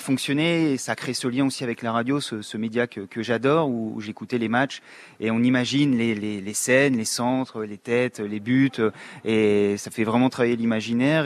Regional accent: Oise, near Compiègne, Hauts-de-France, France; moved away as an adult; now in Amiens, France; je suis Picard, mais ouais. Isarien, à côté de Compiègne dans l'Oise mais euh, je suis arrivé sur Amiens pour faire mes, études après mon bac

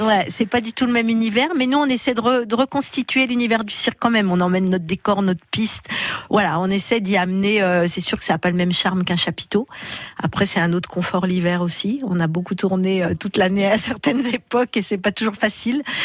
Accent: Chalon-sur-Saône, Bourgogne-Franche-Comté, France; une enfance euh, voilà classique en Bourgogne, à Chalon-sur-Saône

